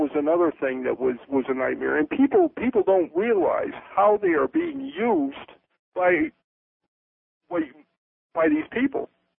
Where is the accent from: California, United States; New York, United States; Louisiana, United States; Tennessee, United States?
New York, United States; Bainbridge; also born or lived in Roanoke, Virginia / Charlotte, North Carolina; now in Miami, United States; I was raised in Upper New York State.